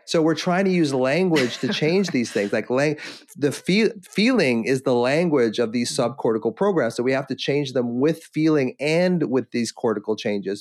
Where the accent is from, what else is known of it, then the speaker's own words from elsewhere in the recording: Victoria, British Columbia, Canada; I'm, I'm Victoria, British Columbia